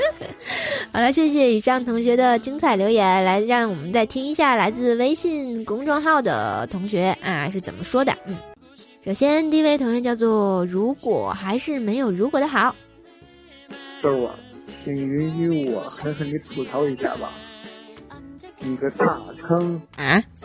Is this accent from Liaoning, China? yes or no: no; Tianjin, China; 然后我们天津人就说啊